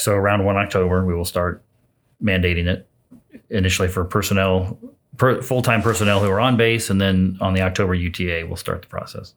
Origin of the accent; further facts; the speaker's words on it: Jasonville, Indiana, United States; now in Lafayette, United States; Southern Indiana's home, a little town called Jasonville